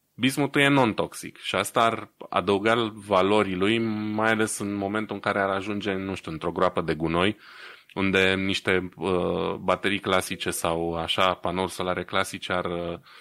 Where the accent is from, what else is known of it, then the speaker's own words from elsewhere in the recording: Romania; moved away; ca român din diaspora